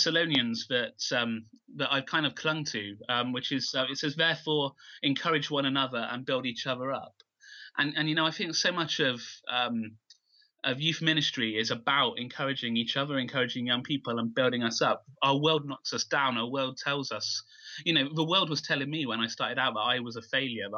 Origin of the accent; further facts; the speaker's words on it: Keynsham, South West England, United Kingdom; I've lived in Canesham all my life, so born and bred here.